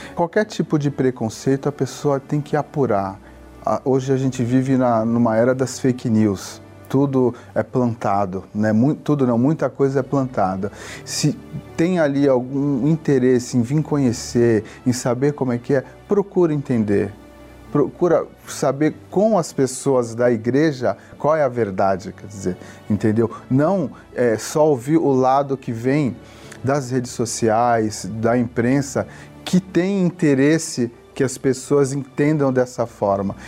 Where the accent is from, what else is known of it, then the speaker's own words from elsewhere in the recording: Santos, São Paulo, Brazil; eu sou de Santos